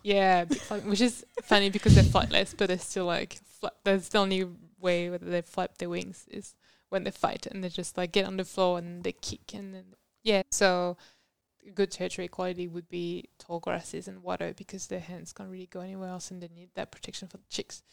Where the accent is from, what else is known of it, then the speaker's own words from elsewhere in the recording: France; moved away as an adult; also born or lived in Mexico; now in Tasmania, Australia; I'm actually from France, and that's where I did all my undergrads and masters